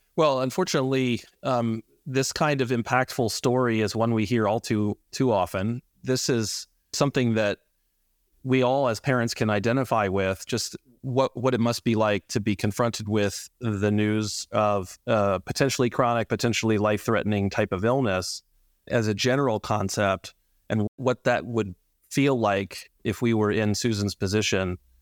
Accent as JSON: {"language": "English", "town": "Atlanta", "region": "Georgia", "country": "United States", "tie": "born or raised there", "also_born_or_lived": "North Carolina", "moved": "as an adult", "said": "I grew up in Atlanta and am from here"}